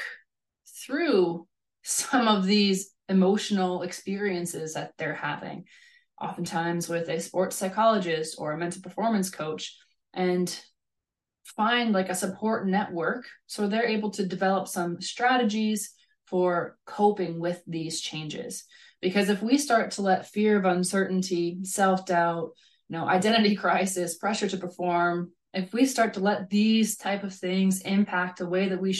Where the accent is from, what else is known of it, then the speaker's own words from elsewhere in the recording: Canada; moved away as an adult; also born or lived in Hungary / Norway / Kazakhstan; now in Germany; I grew up in Canada